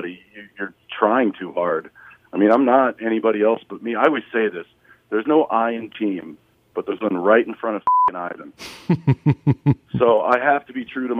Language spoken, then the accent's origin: English; Colorado, United States; I grew up in Colorado near a whole bunch of railroad tracks